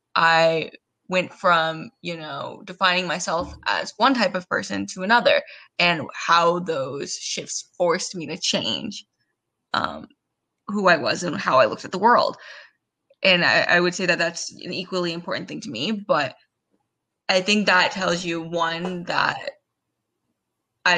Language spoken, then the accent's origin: English; Southern California, United States; I am born and raised in Southern California